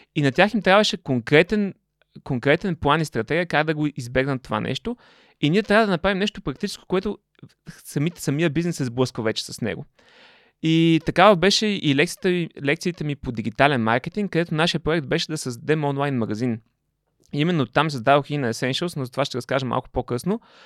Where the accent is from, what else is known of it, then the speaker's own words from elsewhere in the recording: Panagyurishte, Pazardzhik Province, Bulgaria; also born or lived in England; да се върна в панегирище в родния ми град да си развивам този бизнес